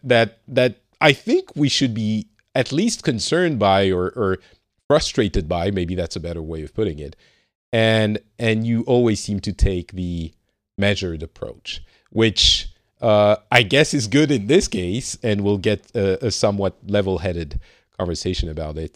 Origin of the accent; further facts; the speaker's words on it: France; now in Finland; I'm from France